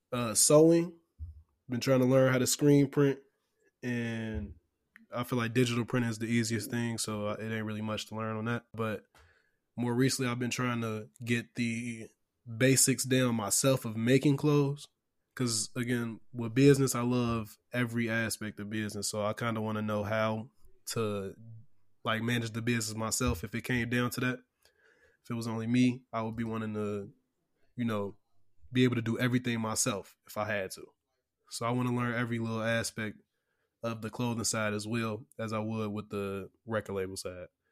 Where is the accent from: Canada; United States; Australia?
United States; Chicago, Illinois; I'm from Chicago